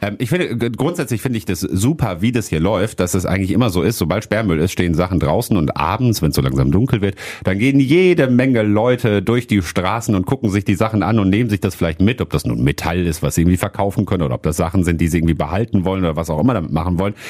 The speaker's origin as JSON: {"language": "German", "town": "Hattingen", "region": "North Rhine-Westphalia", "country": "Germany", "tie": "born or raised there", "moved": "yes", "lives_now": "Wuppertal, Germany", "said": "Ich bin in äh, Hattingen aufgewachsen"}